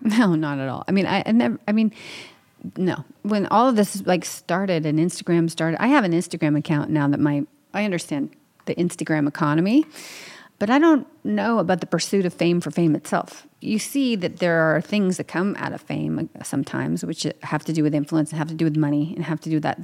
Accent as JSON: {"language": "English", "region": "New York", "country": "United States", "said": "I'm from New York, around New York."}